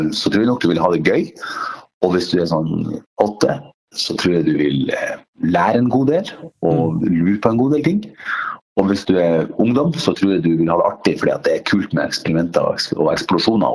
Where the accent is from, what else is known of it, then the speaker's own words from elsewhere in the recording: Northern Norway, Norway; now in Oslo, Norway; en til nordlending